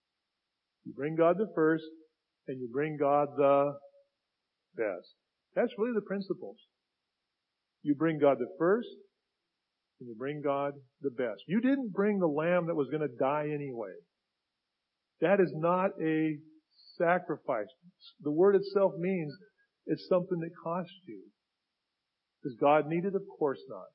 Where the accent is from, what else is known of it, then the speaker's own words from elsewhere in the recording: United States; I grew up in Finney Ridge area, okay? Where I still live.